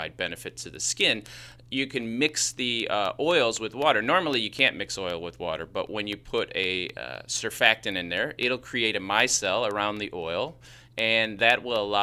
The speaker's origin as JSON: {"language": "English", "town": "Chicago", "region": "Illinois", "country": "United States", "accent": "Chicago", "said": "that's just my Chicago accent"}